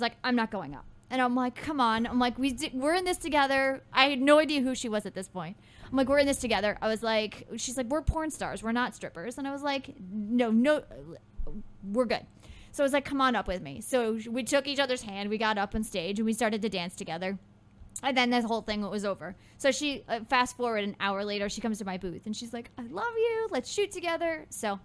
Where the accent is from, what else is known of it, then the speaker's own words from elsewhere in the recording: Midwest, United States; I'm from the Midwest